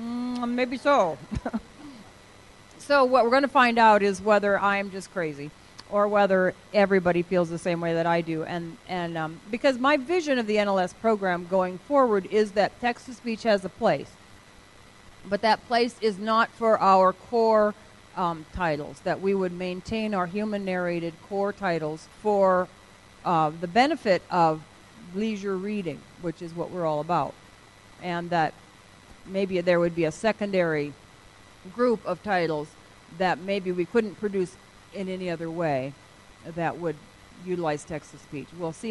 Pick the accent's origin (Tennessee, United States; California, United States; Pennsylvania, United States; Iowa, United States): Iowa, United States; Iowa? I'm from Iowa.